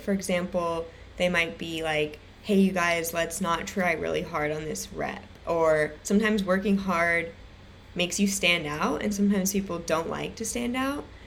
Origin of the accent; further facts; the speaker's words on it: Irvine, California, United States; I grew up in Irvine, California